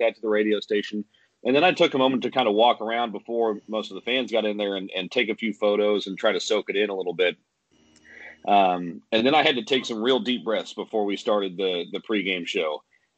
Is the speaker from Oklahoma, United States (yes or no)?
yes; Tulsa, Oklahoma, United States; I'm from the Tulsa area, had moved away for a little while to call games and kind of work my way up the ladder, and was able to find myself landed back at ORU calling Division I games